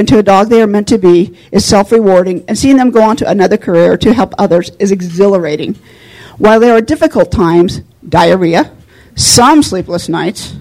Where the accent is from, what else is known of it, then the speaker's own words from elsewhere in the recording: Reno, Nevada, United States; I grew up here in Reno